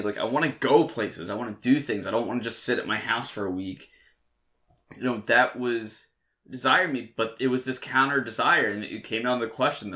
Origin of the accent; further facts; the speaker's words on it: Delaware, United States; I went to Delaware, and I was from Delaware, so I got a really good deal.